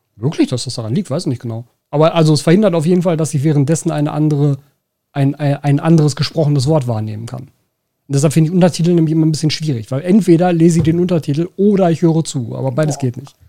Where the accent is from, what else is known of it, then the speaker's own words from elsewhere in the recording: Ruhr area, North Rhine-Westphalia, Germany; accent: Ruhrpott; first language German; das Ruhrpott kein Verständnisproblem erzeugt